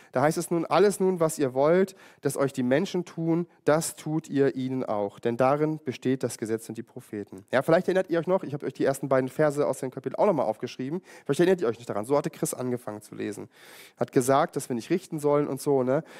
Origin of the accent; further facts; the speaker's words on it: Germany; jetzt bin ich auch in der DDR aufgewachsen